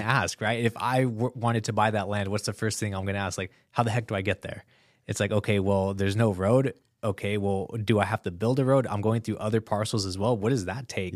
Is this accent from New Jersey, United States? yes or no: no; Southern California, United States; I'm from Southern California